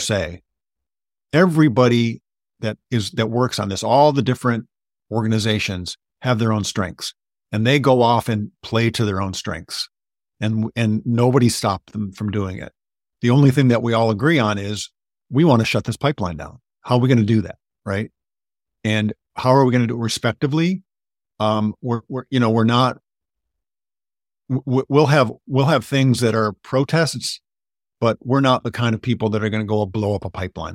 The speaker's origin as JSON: {"language": "English", "region": "Michigan", "country": "United States", "moved": "yes", "said": "when I moved back to Michigan and I realized, and I'm from Michigan, actually"}